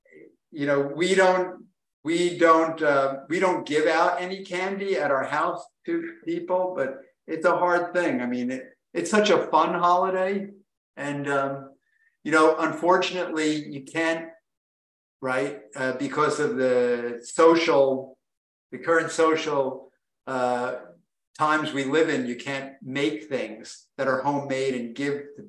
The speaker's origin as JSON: {"language": "English", "region": "New Jersey", "country": "United States", "tie": "born or raised there", "said": "when I was growing up in New Jersey"}